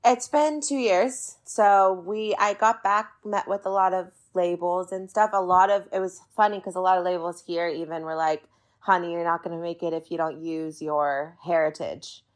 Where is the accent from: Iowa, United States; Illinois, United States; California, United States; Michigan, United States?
California, United States; Orange County; I grew up in Orange County, California